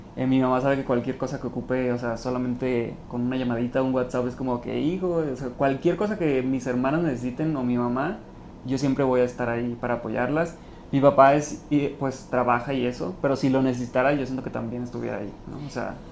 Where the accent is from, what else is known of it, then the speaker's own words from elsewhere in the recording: Los Mochis, Sinaloa, Mexico; moved away as an adult; now in Mexico City, Mexico; Orgullosamente de los mochis